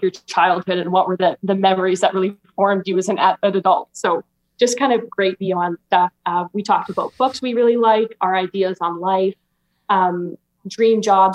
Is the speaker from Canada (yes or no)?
yes; Alberta, Canada; I'm 23 and I'm from Alberta, Canada